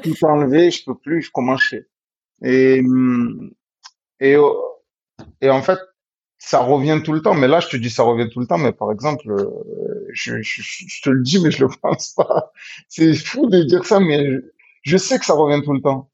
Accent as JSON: {"language": "French", "town": "Marseille", "region": "Provence-Alpes-Côte d'Azur", "country": "France", "said": "je suis marseillais"}